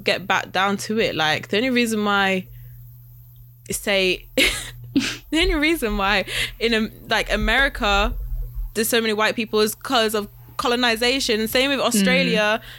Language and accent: English; United Kingdom; I'm black British.